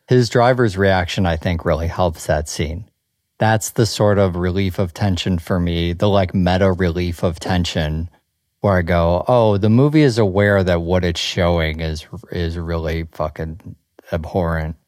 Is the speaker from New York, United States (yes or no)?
no; Chicago, Illinois, United States; moved away; you and I grew up in Chicago